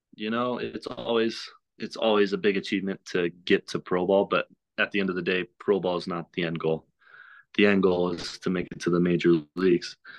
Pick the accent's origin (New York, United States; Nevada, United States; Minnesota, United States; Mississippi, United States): Mississippi, United States; Oxford; I'm from Oxford, so Ole Miss is, like, right next to my home